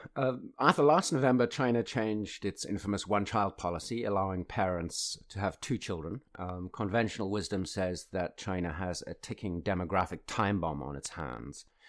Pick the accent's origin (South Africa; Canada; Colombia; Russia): South Africa; moved away; my home country of South Africa